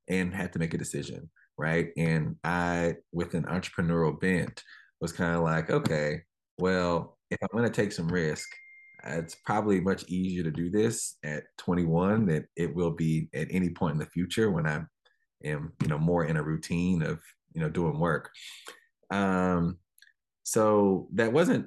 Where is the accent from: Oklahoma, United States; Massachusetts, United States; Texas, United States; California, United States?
Texas, United States; Dallas; now in Oakland, United States; I grew up in Dallas, kind of on the southern sector of Dallas